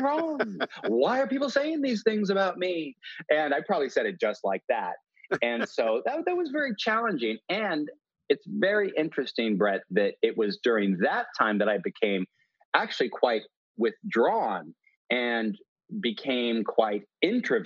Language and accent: English; Salem, Oregon, United States; I was born in Oregon, in Salem, Oregon, and then my family moved all around Oregon State